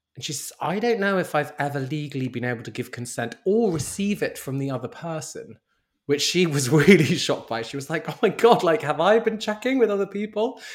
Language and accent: English; London, United Kingdom; I'm born and raised in London